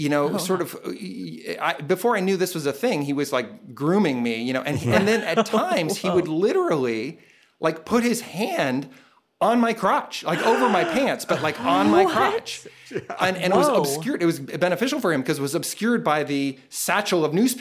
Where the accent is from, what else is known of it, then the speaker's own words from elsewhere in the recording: Danville, California, United States; also born or lived in Grass Valley, California; I grew up in Northern California, mostly in a town called Danville, which is in the East Bay near San Francisco